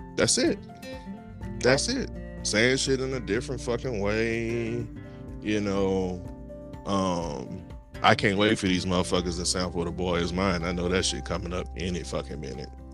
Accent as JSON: {"language": "English", "region": "Louisiana", "country": "United States", "also_born_or_lived": "New Orleans", "said": "I'm from Louisiana."}